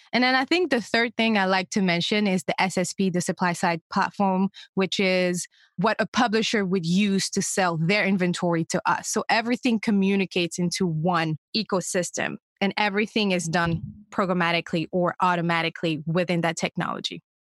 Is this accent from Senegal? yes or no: yes; Senegal; first language French; English is a second language; moved away; I'm originally from Senegal, a small West African country